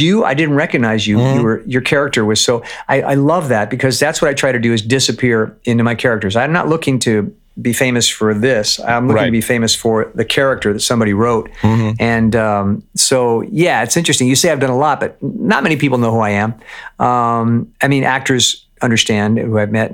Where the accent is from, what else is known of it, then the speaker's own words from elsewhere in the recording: Los Angeles, California, United States; Born and raised in LA in the San Fernando Valley, a town called Pacoima, which is North Valley